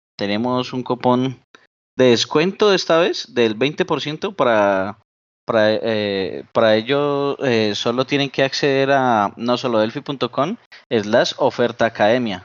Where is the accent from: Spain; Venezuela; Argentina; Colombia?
Colombia; por acá en mi país que se llama Las Lajas, en Colombia